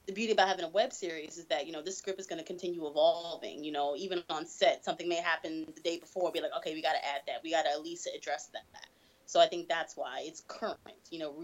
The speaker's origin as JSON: {"language": "English", "town": "New York City", "region": "New York", "country": "United States", "said": "I'm from the Boogie Down, from the BX."}